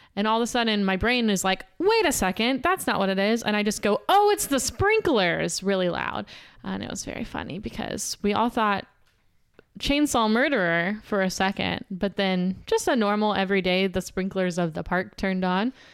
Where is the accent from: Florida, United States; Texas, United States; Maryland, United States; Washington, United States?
Texas, United States; Pasadena; I'm from Pasadena, Texas. Not California